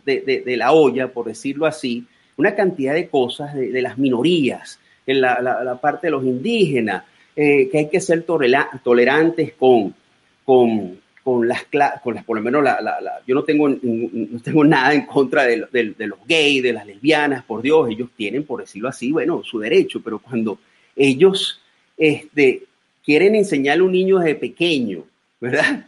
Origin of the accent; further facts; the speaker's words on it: Venezuela; also born or lived in Spain; now in United States; nosotros los venezolanos